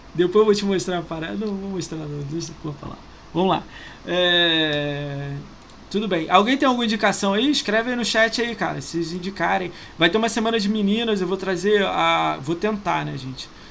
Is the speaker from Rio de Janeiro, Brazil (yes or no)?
yes; Niterói, Rio de Janeiro, Brazil; moved away as an adult; also born or lived in São Paulo; nasci em Niterói